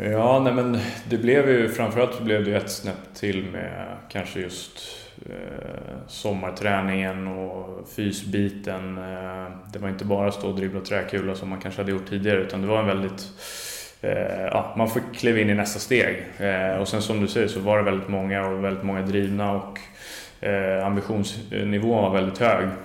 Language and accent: Swedish; Stockholm, Stockholm County, Sweden; jag är född och uppvuxen i Djurgården